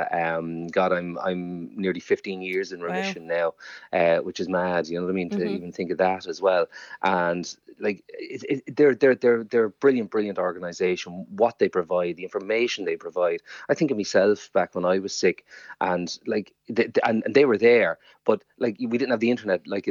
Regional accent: Waterford, Munster, Ireland; moved away as an adult; also born or lived in London; that's what I grew up with in Waterford

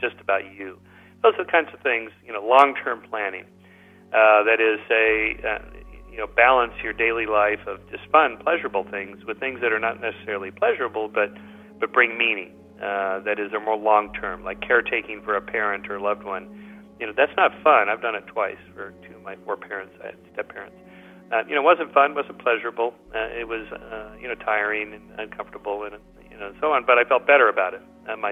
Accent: Southern California, United States; I'm from Southern California

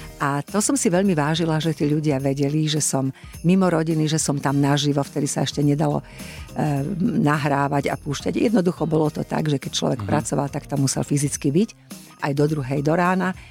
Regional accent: Košice, Košice Region, Slovakia; ako sme cestovali z Košic

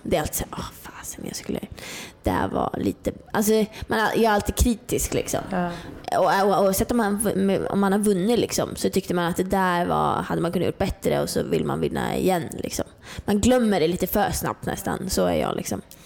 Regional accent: Norrland, Sweden; jag är uppe från Norrland. Jag bodde helt ute i skogen, liksom. Jag har alltid fått vara själv

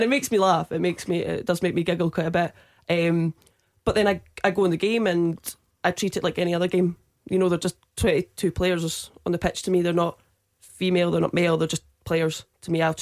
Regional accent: Perth, Scotland, United Kingdom; I'm from Perth, so I'm within the Perthshire Amateur that I referee in.

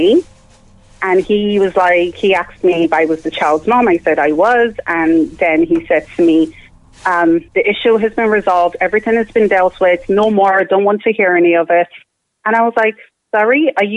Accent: Ireland; I grew up in Ireland. I've lived in Ireland, like, almost 20 years

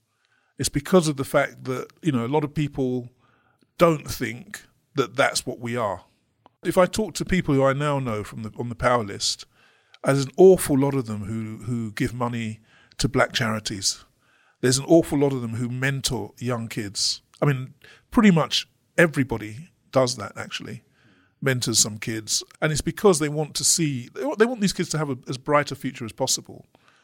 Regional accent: London, United Kingdom; when I grew up in London, I'd never met a black lawyer, for example.

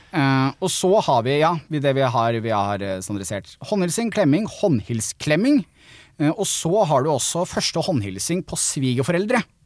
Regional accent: Kolbotn, Akershus, Norway; moved away as an adult; also born or lived in Trondheim; som en som er vokst opp på Kolbotn rett utafor Oslo

